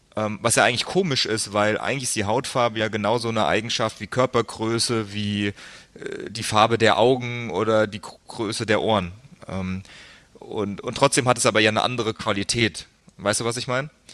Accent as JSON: {"language": "German", "area": "between Frankfurt and Darmstadt", "region": "Hesse", "country": "Germany", "tie": "born or raised there", "also_born_or_lived": "United States", "said": "bin dann aufgewachsen, so ziemlich genau die Mitte zwischen Frankfurt und Darmstadt, also das ist so 20, 25 Minuten südlich von, von Frankfurt am Main"}